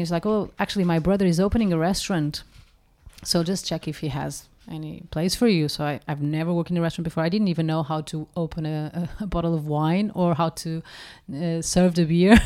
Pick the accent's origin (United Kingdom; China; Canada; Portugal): Portugal; English is a second language; moved away; growing up in Portugal, we have the habit of cooking from scratch